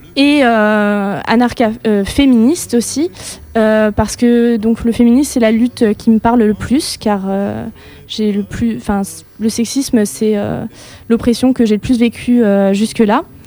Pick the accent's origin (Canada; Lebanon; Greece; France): France; Lorraine, Grand Est; je viens d'une petite ville de Lorraine